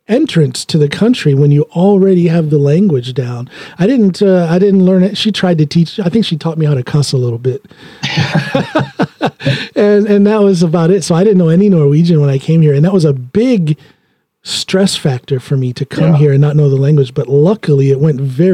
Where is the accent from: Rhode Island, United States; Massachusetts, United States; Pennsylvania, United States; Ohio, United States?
Ohio, United States; Norton; moved away as an adult; also born or lived in Akron, Ohio; now in Norway; I was born in Akron, but when I turned six or seven, the summer before third grade, however old I was then, was when we moved to a little tiny place called Norton, Ohio